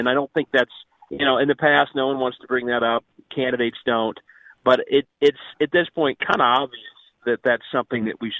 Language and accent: English; Cincinnati, Ohio, United States; I'm from Cincinnati